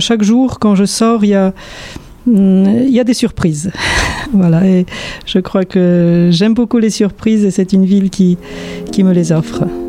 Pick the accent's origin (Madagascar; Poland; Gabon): Poland; Warsaw, Masovian Voivodeship; moved away as an adult; also born or lived in France / United States / Bordeaux, France; now in Montpellier, France; j'ai vécu une grande partie de mon enfance à Varsovie